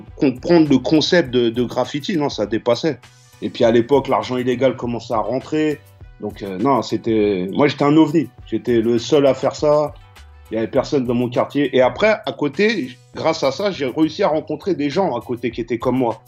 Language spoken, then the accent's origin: French; Choisy-le-Roi, Île-de-France, France; also born or lived in Paris / London; je suis né à Paris en 1976 dans le 12e. Et deux ans après ou un an après, j'ai tout de suite été avec mes parents en banlieue dans le 94 à Choisy-le-Roi